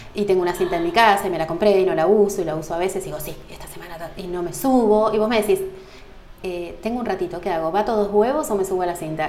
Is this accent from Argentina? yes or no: yes; Salazar, Argentina; moved away as an adult; now in Ushuaia, Argentina; cuando yo me recibí en el hospital de mi pueblo, que son 2.000 habitantes, que es ah, Salazar